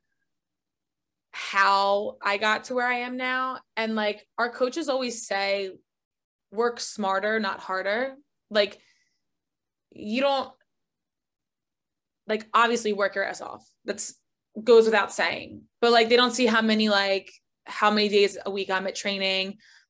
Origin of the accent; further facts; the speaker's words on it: North Caldwell, New Jersey, United States; accent: Jersey; moved away; I am from North Caldwell, New Jersey, which is also where Tony Soprano was from. I'm a Jersey Italian